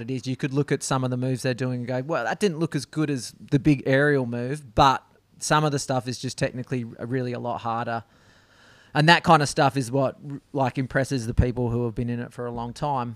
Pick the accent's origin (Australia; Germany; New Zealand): Australia; Perth, Western Australia; I grew up in a suburb called Greenwood.